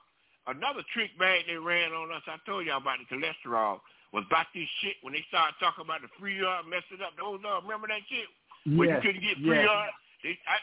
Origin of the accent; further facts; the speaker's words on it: South Florida, United States; I grew up in South Florida.